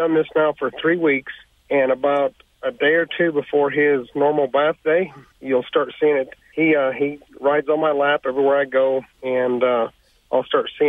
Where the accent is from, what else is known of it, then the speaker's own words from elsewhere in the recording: Wyoming, United States; I'm calling from Western Wyoming.